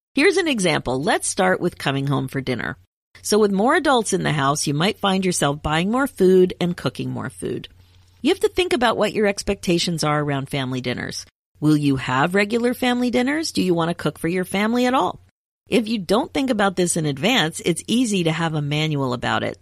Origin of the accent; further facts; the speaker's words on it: United States; moved away as an adult; also born or lived in Canada; I'm American and I was studying in Canada